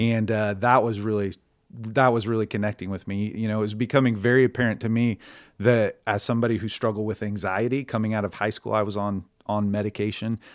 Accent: Stillwater, Oklahoma, United States; born and raised in Stillwater, Oklahoma

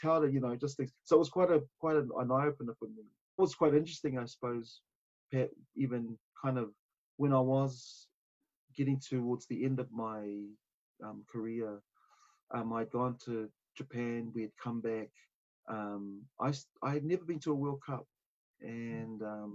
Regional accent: Auckland, New Zealand; also born or lived in Samoa / Otara, Auckland; From Oweraka, we moved out to Henderson out west, where I did a lot of my growing

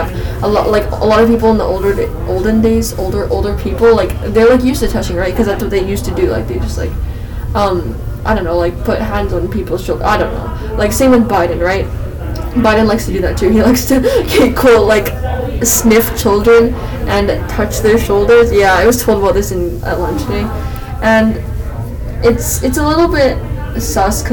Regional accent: Canada; we're Canadian

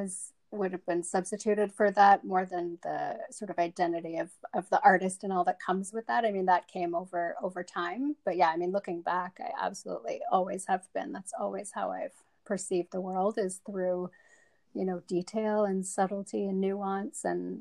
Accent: South Africa; moved away; they live in the suburbs. That's kind of where we moved to when we came from South Africa.

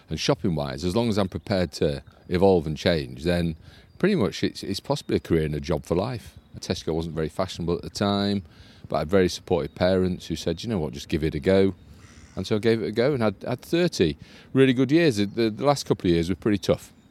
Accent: Harrogate, Yorkshire and the Humber, United Kingdom; also born or lived in Essex / Spofforth / London; now in Yarm, United Kingdom; I was born in Essex forever ago, hmm. and then grew up in Spofforth and Harrogate. So grew up oh, in okay. in Yorkshire.

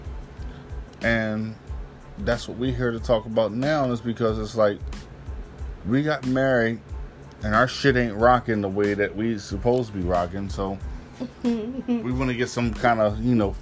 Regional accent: Wilmington, Delaware, United States; we're from Delaware, came up in Wilmington

